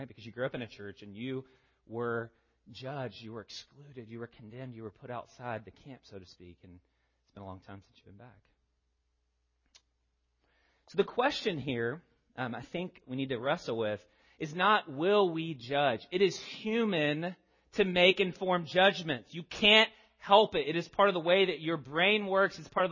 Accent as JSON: {"language": "English", "region": "the South", "country": "United States", "said": "As a Southerner"}